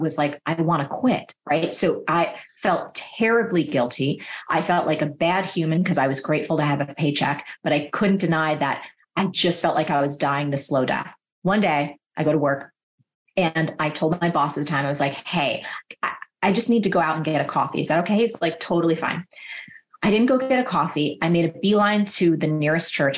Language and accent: English; New Jersey, United States; I'm from New Jersey